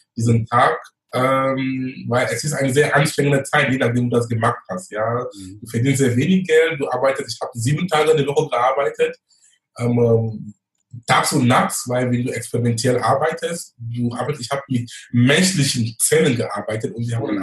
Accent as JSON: {"language": "German", "country": "Cameroon", "tie": "born or raised there", "second_language": "German", "moved": "as an adult", "lives_now": "Hamburg, Germany", "said": "gebürtig bin ich aus Kamerun"}